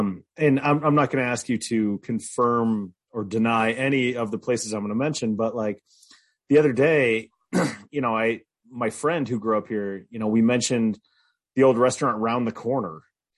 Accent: Golden, Colorado, United States; I'm a native. Okay. So I grew up in Golden, and I am, last year I turned 40. So my parents, they're not natives, but they moved here in like 1971.

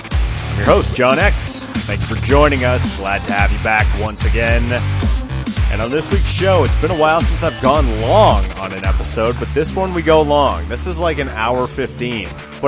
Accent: Golden, Colorado, United States; now in Denver, United States; Well, I mean, I'm not technically a Denver native. I grew up in Golden, so, you know, I'm on the west side of town, but I live here now

